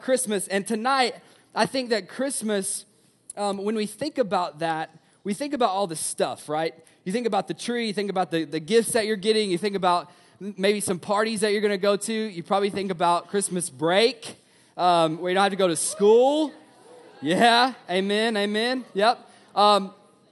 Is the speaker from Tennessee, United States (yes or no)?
yes; Tennessee, United States; I'm from Tennessee.